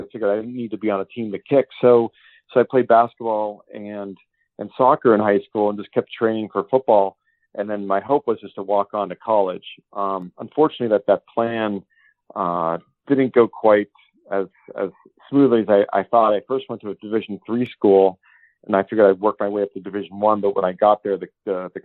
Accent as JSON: {"language": "English", "town": "Erie", "region": "Pennsylvania", "country": "United States", "tie": "born or raised there", "said": "I grew up in Erie, Pennsylvania, where sports is king"}